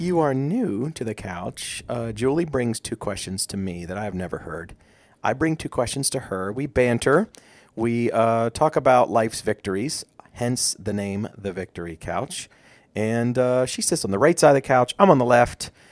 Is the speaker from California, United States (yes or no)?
no; Maryland, United States; we are from Maryland